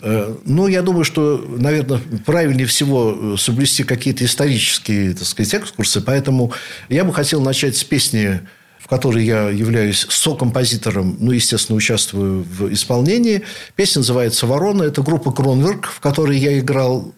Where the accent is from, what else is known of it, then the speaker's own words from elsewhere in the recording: Saint Petersburg, Russia; Я родился в Ленинграде, являюсь потомственным ленинградцем, теперь уже санкт-петербуржцем, наверное, в седьмом поколении